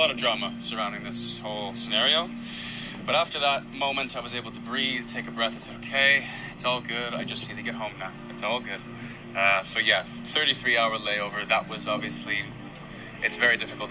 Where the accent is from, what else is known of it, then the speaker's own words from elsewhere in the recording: Canada; also born or lived in Australia; I'm a Canadian citizen